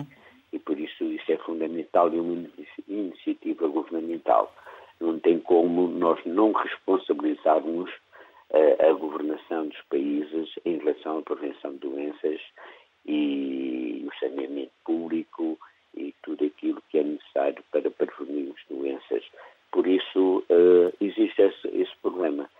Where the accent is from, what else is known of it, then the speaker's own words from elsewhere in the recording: Luanda, Luanda Province, Angola; Eu sou de Luanda